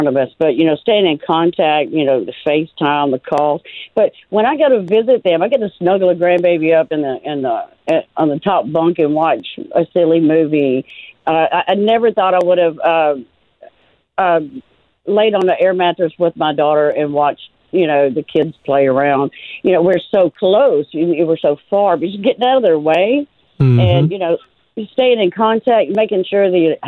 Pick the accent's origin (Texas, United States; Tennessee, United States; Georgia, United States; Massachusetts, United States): Tennessee, United States; moved away; I'm from Tennessee